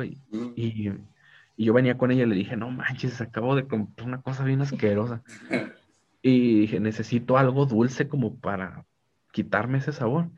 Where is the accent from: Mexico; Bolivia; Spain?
Mexico; yo soy mexicano